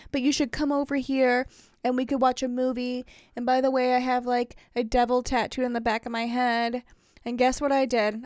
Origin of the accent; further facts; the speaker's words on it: Indiana, United States; accent: Wisconsin; also born or lived in Wisconsin; I say, "Indiana."